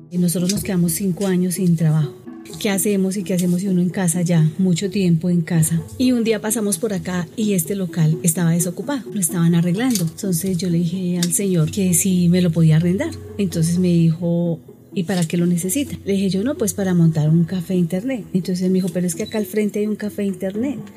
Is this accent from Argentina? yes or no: no; Bogotá, Colombia; also born or lived in Ipiales, Nariño; Yo nací en Ipiales, Nariño, pero tenía tres años cuando me trajeron a Bogotá.